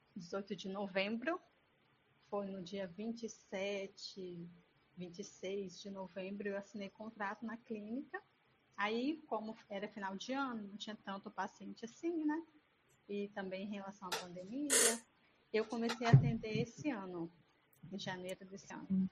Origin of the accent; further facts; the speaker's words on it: Espírito Santo, Brazil; Eu sou do Espírito Santo, da cidade de Tevinhares